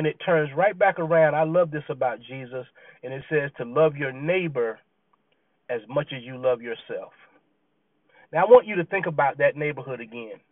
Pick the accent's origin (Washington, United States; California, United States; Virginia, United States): Virginia, United States; also born or lived in Clemson, South Carolina; when we moved from South Carolina to Virginia and we were living on the naval base